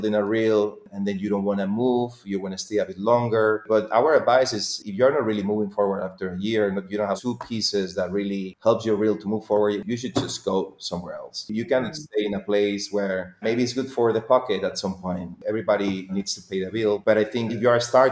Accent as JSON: {"language": "English", "country": "Spain", "said": "I'm from Spain"}